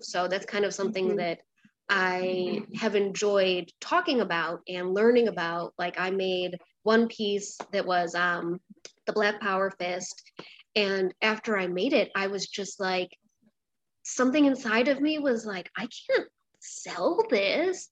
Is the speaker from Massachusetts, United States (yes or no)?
no; a small town outside of Rochester, New York, United States; moved away as an adult; also born or lived in Brooklyn, New York; I grew up um, in a small town outside of Rochester, New York.